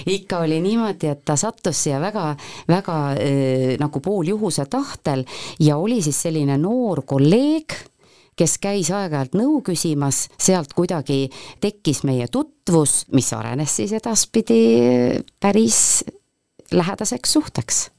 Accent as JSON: {"language": "Estonian", "town": "Põltsamaa", "region": "Jõgeva County", "country": "Estonia", "tie": "born or raised there", "said": "mina olen läbi ja lõhki Põltsamaa tüdruk ma olen, eh, olen sündinud Põltsamaal"}